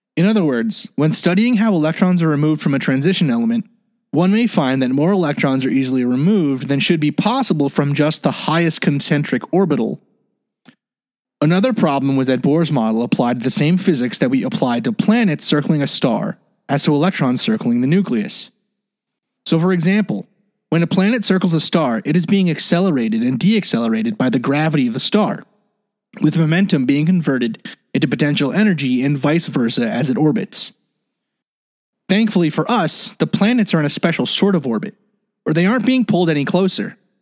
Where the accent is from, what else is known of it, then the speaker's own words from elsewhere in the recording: United States; the United States, my home country